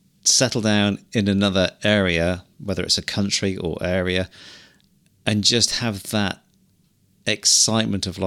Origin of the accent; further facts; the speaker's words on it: Cornwall, South West England, United Kingdom; moved away as an adult; now in New Zealand; we grew up in Cornwall